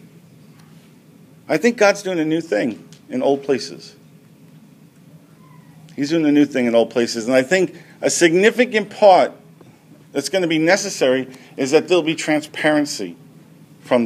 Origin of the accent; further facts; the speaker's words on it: United States; as American Christians who've been involved in church, many of us for a good portion of our lives